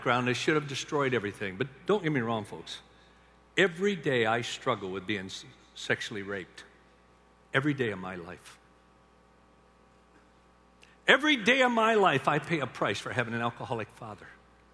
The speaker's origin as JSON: {"language": "English", "town": "Union City", "region": "Michigan", "country": "United States", "tie": "born or raised there", "said": "I grew up in Union City, Michigan"}